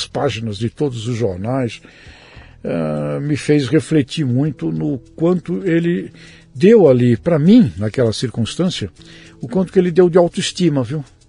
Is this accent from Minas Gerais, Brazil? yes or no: no; Santos, São Paulo, Brazil; eu fui criado ali na Vila Belmiro, na rua Princesa Isabel